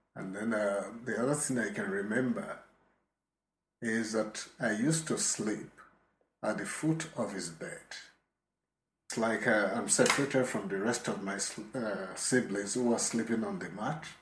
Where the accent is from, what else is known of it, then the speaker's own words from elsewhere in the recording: Ibadan, Oyo, Nigeria; also born or lived in Lagos, Nigeria; We moved to Ibadan from Lagos mm-hmm. Uh, because my father got a job in Ibadan